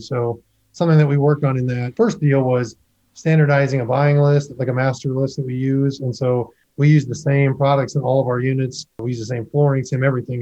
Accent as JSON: {"language": "English", "region": "Midwest", "country": "United States", "tie": "born or raised there", "said": "I was born and raised in the Midwest. I've always lived out in the Midwest"}